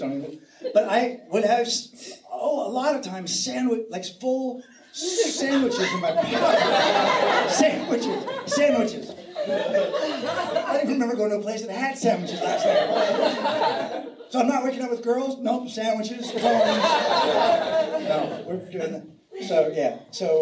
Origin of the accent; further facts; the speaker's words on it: San Francisco, California, United States; I'm from San Francisco